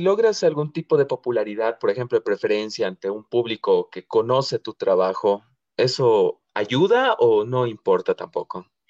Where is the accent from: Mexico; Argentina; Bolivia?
Bolivia; yo aquí como boliviano